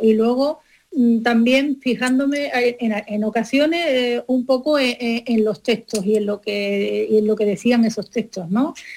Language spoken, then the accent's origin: Spanish; Málaga, Andalusia, Spain; mi tierra